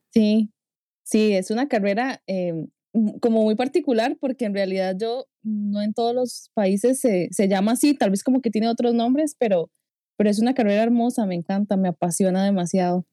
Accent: Costa Rica; accent: tico; mi acento tico

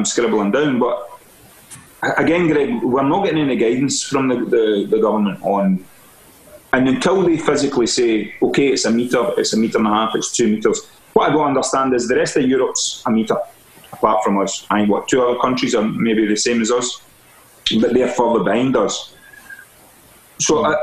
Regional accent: Stevenston, Scotland, United Kingdom; moved away as an adult; also born or lived in Irvine / France / London; I'm from Ayrshire, Stevenson originally, and I worked in Irvine, and then I went to France. From France, I went to London.

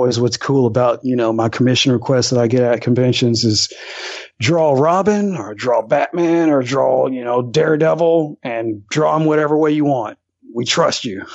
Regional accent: Alabama, United States; I grew up here in Alabama, and my town is like population 2000, population 1800

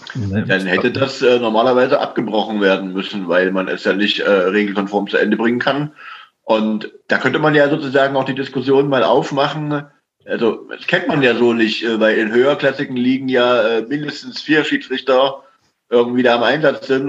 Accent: Saxony, Germany; vom Dorfverein aus dem äh, aus meinem Heimatdorf

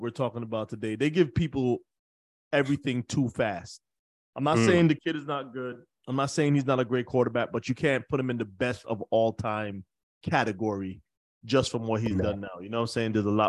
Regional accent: New York, United States; I'm from New York

